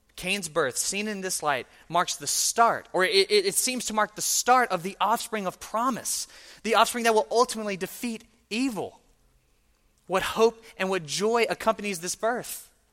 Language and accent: English; Mississippi, United States; I am from Mississippi